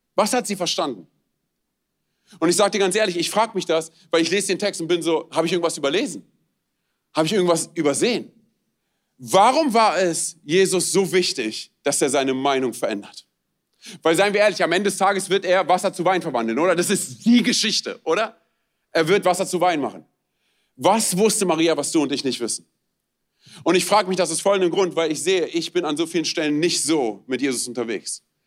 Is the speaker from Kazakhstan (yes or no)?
no; Romania; moved away; ich bin Rumäne.